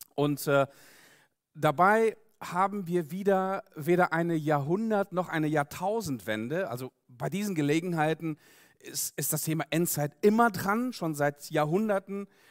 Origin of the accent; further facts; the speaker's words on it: Siberia, Russia; now in Germany; ich komme selber aus Russland, bin dort geboren worden in Sibirien, bin dort aufgewachsen